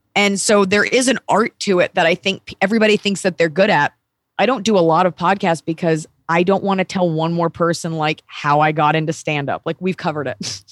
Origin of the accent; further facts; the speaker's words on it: Texas, United States; moved away; I grew up in Texas, and I love being a Texan